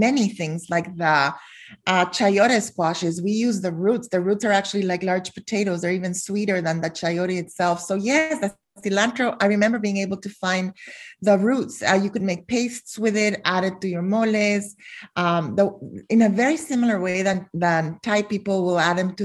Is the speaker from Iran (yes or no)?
no; Guatemala; also born or lived in Philadelphia, United States; now in North Carolina, United States; I was born in Philadelphia. And we moved to Guatemala when I was 5.